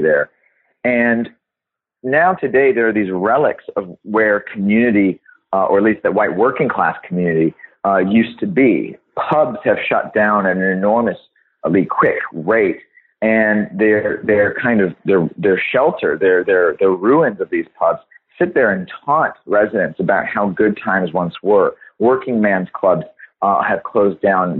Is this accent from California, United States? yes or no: yes; Los Angeles, California, United States; accent: American; I grew up in Los Angeles, California, and went to public schools my whole life until until I went to university.